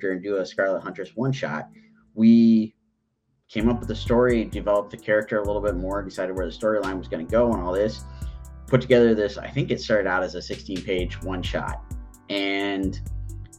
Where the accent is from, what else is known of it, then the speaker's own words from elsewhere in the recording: Genoa, Ohio, United States; moved away as an adult; now in Columbus, United States; I grew up in the Genoa area. So I was living back home with my folks